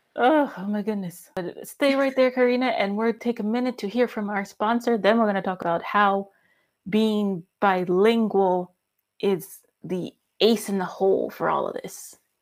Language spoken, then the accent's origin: English; United States; now in Germany; I'm American, but I live in Germany